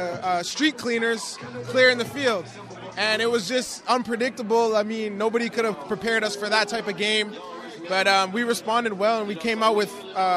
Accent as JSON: {"language": "English", "town": "Winnipeg", "region": "Manitoba", "country": "Canada", "tie": "born or raised there", "said": "I grew up in Winnipeg"}